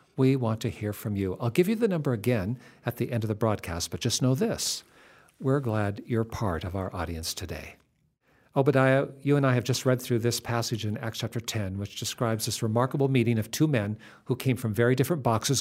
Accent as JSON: {"language": "English", "region": "West Coast", "country": "United States"}